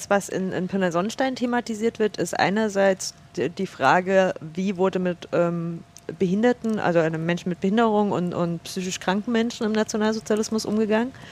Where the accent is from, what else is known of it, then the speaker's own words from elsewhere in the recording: Saxony, Germany; Ich ähm, genau, bin aufgewachsen in einem Dorf bei Chemnitz, so ein knappes Vorwendekind, 87 geboren.